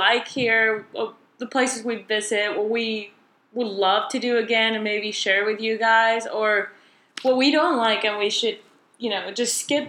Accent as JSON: {"language": "English", "region": "Chihuahua", "country": "Mexico", "also_born_or_lived": "El Paso, Texas", "moved": "yes", "lives_now": "Texas, United States", "said": "I'm actually from Chihuahua, Mexico."}